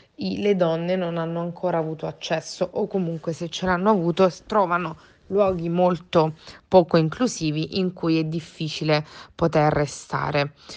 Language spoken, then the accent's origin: Italian; Abruzzo, Italy; sono abruzzese